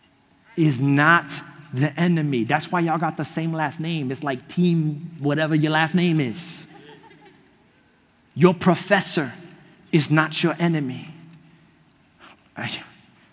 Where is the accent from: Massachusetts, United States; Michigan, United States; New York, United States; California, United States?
New York, United States; accent: New York; moved away as an adult; now in Florida, United States; I grew up in New York my whole life